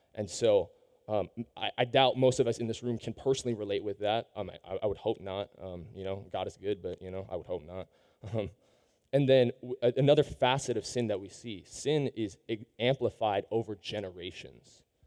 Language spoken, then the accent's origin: English; Seattle, Washington, United States; I, I grew up in Seattle.